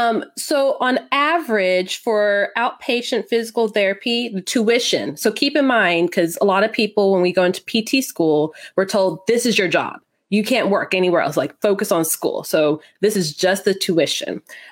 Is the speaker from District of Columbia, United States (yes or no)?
no; Texas, United States; I live a little north of Dallas. I'm a Texan Air Force brat, though.